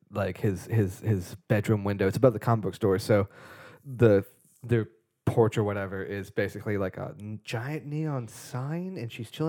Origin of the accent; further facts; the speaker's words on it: the South, United States; I'm from the South